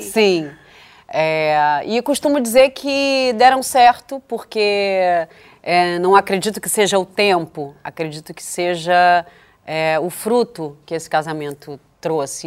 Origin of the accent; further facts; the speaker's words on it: Brazil; Para mim, que sou brasileira